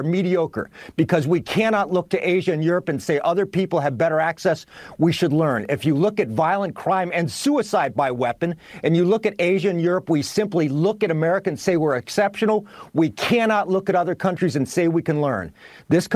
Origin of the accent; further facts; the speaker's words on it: United States; I'm an American. I'm a proud American